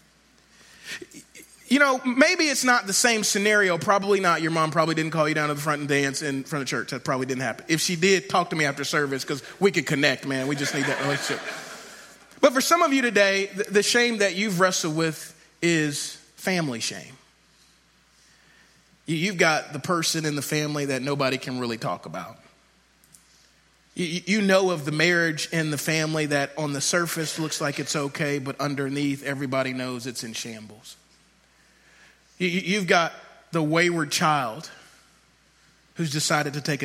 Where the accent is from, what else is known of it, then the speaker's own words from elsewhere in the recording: Shreveport, Louisiana, United States; I grew up in Shreveport, Louisiana